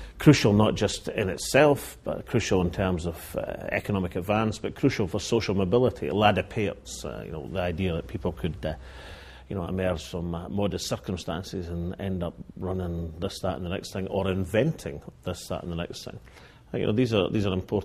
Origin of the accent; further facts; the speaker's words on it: Linlithgow, Scotland, United Kingdom; the town I was brought up in, I mean, you'd had to have lacked a soul not to be impressed by Llanlivgow as a ancient medieval town